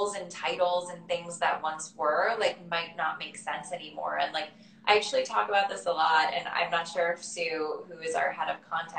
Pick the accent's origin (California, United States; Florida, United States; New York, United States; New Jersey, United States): Florida, United States; growing up in Florida